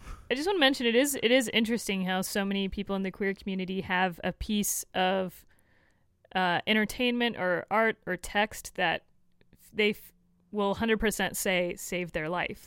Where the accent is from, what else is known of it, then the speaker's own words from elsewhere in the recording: Florida, United States; I am from Florida